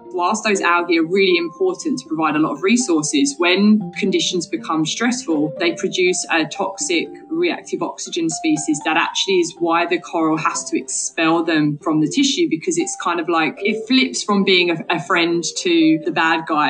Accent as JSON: {"language": "English", "area": "Essex", "region": "East of England", "country": "United Kingdom", "tie": "born or raised there", "said": "I grew up in Essex, England"}